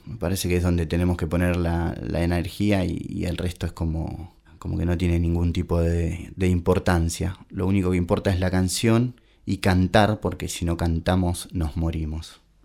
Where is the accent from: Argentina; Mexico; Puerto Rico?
Argentina; Claypole, Buenos Aires Province; now in Pinamar, Argentina; soy de Claypole, zona sur del barrio de Norione